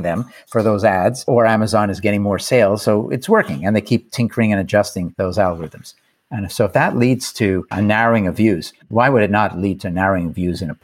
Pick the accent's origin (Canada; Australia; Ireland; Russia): Canada; I'm from Canada